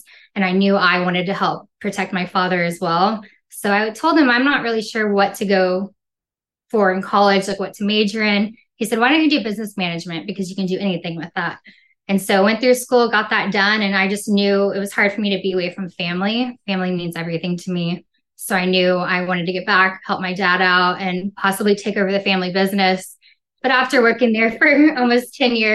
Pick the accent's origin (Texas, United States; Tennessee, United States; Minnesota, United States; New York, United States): Texas, United States; Corpus Christi; also born or lived in New Mexico; now in New Braunfels, United States; I'm from Corpus Christi, Texas. It's a little beach city down in the Gulf of Mexico